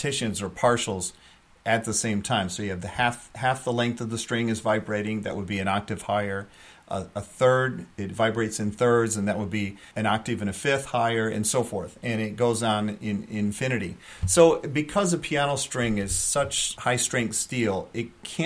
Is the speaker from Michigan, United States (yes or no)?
yes; Michigan, United States; moved away as an adult; now in Hudson Valley, United States; I'm from Michigan originally. I grew up in Michigan, went to University of Michigan for my bachelor's degree in music education.